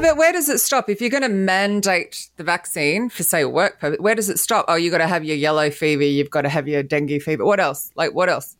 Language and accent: English; Australia; also born or lived in England; now in London, United Kingdom; I'm Australian